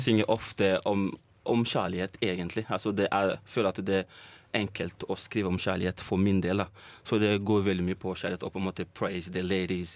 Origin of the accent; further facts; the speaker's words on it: Trondheim, Trøndelag, Norway; moved away as an adult; now in Oslo, Norway; Kommer jo egentlig fra Trondheim, så har jeg flytta til Oslo for å da jobbe mer med musikken min